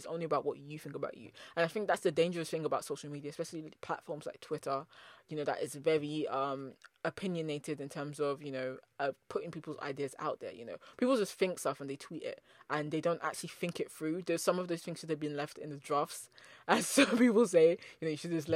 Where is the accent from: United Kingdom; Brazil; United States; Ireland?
United Kingdom; also born or lived in Nigeria (ancestry); I'm a British Nigerian diasporan, so I have Nigerian parents